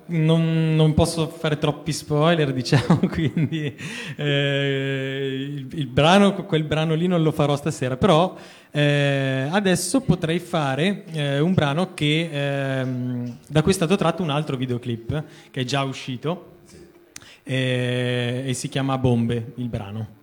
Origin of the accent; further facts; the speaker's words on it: Lodi, Lombardy, Italy; now in Milan, Italy; sono originario di Lodi, però insomma per eh, necessità vivo a Milano